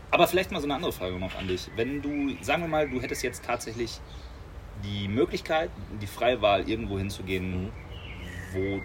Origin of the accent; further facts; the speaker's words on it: Germany; als Deutscher